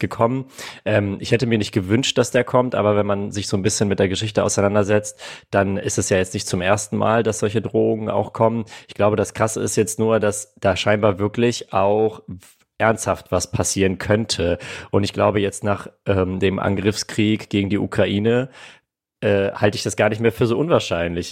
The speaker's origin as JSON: {"language": "German", "country": "Armenia", "tie": "born or raised there", "moved": "yes", "lives_now": "Germany", "said": "meine Wurzeln liegen in Armenien, ich bin in Armenien geboren, meine Eltern kommen beide aus Armenien"}